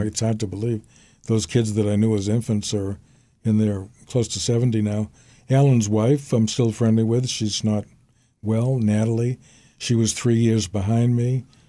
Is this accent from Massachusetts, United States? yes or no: yes; Brookline, Massachusetts, United States; I grew up on Gibbs Street in Brookline